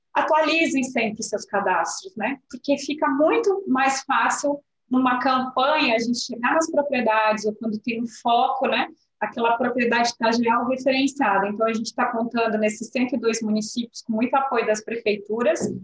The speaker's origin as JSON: {"language": "Portuguese", "town": "Pelotas", "region": "Rio Grande do Sul", "country": "Brazil", "said": "eu que sou de Pelotas, São Lourenço ali"}